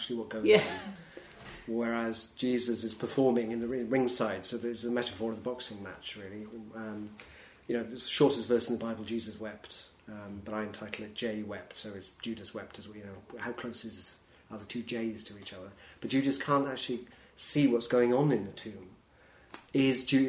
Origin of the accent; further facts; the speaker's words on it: Welsh, Wales, United Kingdom; I was brought up as a Welsh nonconformist Congregationalist